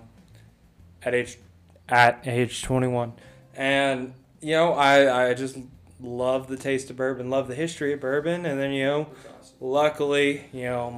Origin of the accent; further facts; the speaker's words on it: Texas, United States; moved away as an adult; I grew up in Texas, bass fishing